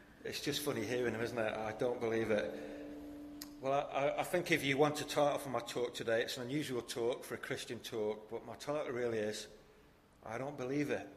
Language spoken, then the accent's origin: English; Wigan, North West England, United Kingdom; now in Rotherham, United Kingdom; my hometown is Wigan